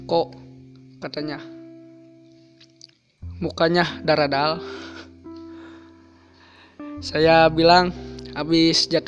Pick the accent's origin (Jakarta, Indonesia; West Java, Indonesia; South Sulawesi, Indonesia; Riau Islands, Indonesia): West Java, Indonesia; Bogor; born there; Saya lahir di Bogor tapi tinggal di Burujul, entah kenapa.